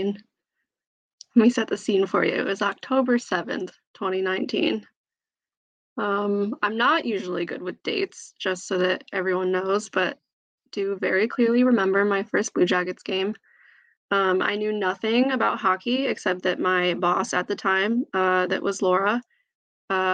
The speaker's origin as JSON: {"language": "English", "town": "Syracuse", "region": "New York", "country": "United States", "said": "I'm from Syracuse"}